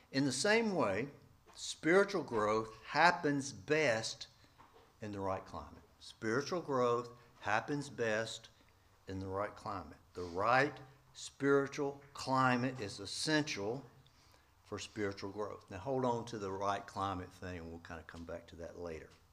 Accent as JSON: {"language": "English", "town": "East Point", "region": "Georgia", "country": "United States", "tie": "born or raised there", "also_born_or_lived": "Atlanta, Georgia / central Nebraska", "moved": "yes", "said": "I was born in downtown Atlanta, Georgia Baptist Hospital, raised in East Point"}